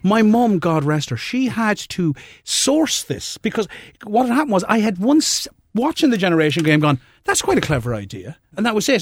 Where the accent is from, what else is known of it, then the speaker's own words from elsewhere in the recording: Limerick, Munster, Ireland; moved away; I'm originally from Limerick